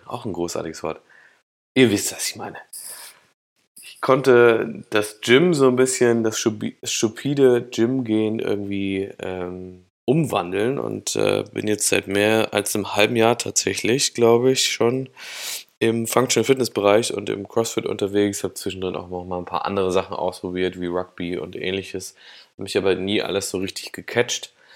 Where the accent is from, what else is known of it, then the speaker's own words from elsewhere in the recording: Thuringia, Germany; moved away as an adult; also born or lived in Cologne / Berlin; dass ich aus Thüringen komme, dass ich da 18 Jahre lang aufgewachsen bin